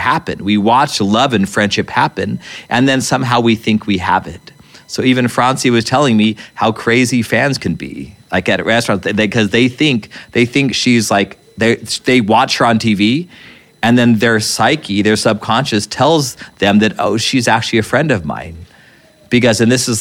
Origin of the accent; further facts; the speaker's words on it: Albuquerque, New Mexico, United States; we grew up in Albuquerque, New Mexico